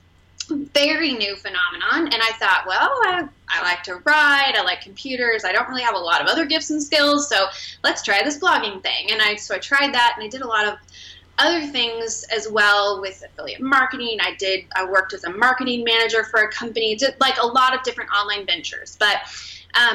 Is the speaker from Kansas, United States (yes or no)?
yes; Wichita, Kansas, United States; I was born and raised in Wichita, Kansas